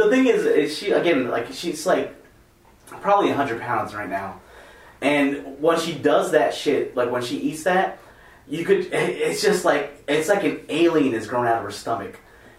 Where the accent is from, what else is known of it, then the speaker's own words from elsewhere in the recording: United States; I'm American.